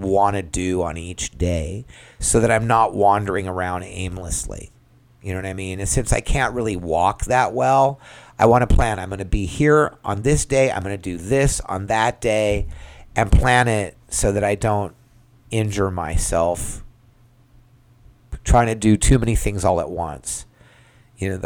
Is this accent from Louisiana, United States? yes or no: no; California, United States; I grew up in California